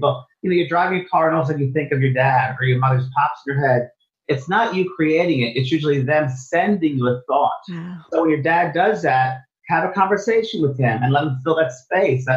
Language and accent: English; New York, United States; moved away as an adult; also born or lived in San Francisco, United States / Los Angeles, United States; I thought I was from New York